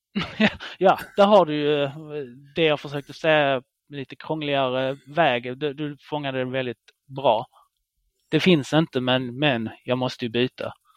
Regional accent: Israel; now in Sweden; det är mitt landet där jag är född i, Israel

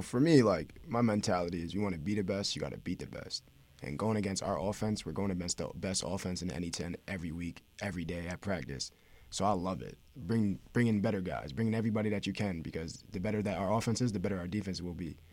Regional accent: upstate New York, United States; moved away as an adult; now in West Haven, United States; I'm from New York

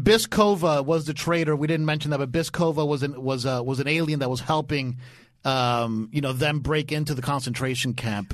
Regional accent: Dade County, Florida, United States; I'm from Dade County

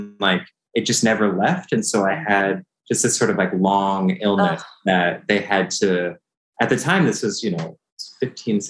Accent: San Francisco Bay Area, California, United States; I was born in the San Francisco Bay Area, grew up in California

